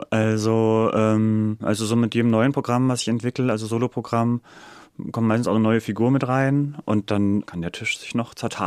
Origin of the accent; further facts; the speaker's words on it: Berlin, Germany; Also ich bin Berliner, ich bin in Berlin geboren.